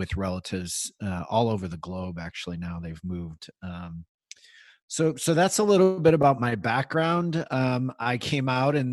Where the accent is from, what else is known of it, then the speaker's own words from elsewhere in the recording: Midwest, United States; now in Bay Area, United States; I grew up in the Midwest in a Irish, German, Catholic family